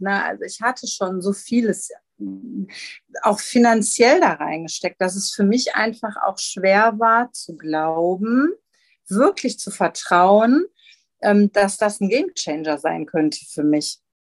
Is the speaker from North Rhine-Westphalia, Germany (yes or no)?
yes; Gelsenkirchen, North Rhine-Westphalia, Germany; moved away as an adult; now in Rheinberg, Germany; komme gebürtig aus Gelsenkirchen ähm, und bin dann hier am Niederrhein gelandet, in Rheinberg